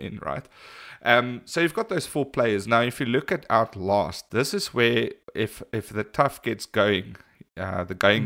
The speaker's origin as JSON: {"language": "English", "country": "South Africa", "said": "we're from South Africa"}